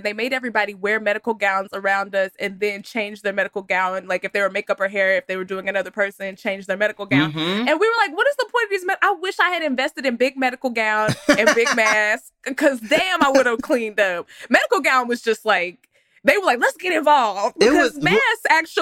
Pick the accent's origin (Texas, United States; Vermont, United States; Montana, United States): Texas, United States; I'm from Texas